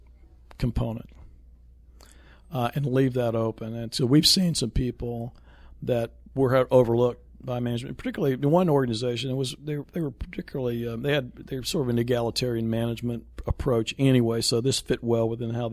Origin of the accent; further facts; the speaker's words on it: Raleigh, North Carolina, United States; moved away; also born or lived in Las Colinas, Texas; I was born in Rex Hospital in Raleigh, North Carolina